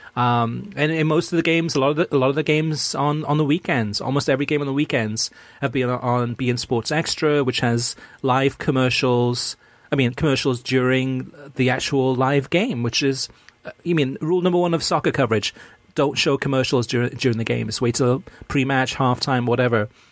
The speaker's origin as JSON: {"language": "English", "country": "United States", "said": "I'm American, which I am"}